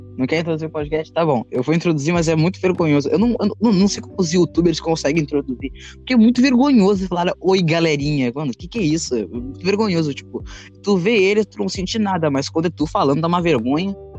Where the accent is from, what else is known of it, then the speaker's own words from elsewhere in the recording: Rio Grande do Sul, Brazil; Eu sou gaúcho, eu sou do frio